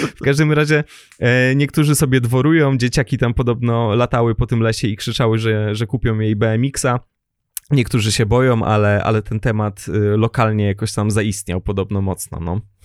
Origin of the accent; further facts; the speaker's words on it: former German territories, Recovered Territories, Poland; pochodzę z terenów poniemieckich, odzyskanych